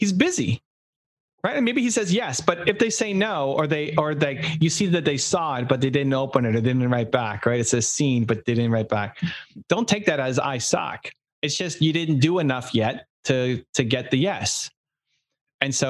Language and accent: English; Canada; I'm from Canada.